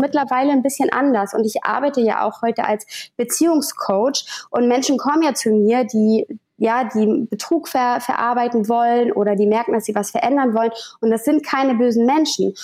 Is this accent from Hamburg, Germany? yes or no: yes; Hamburg, Germany; komme aus Hamburg.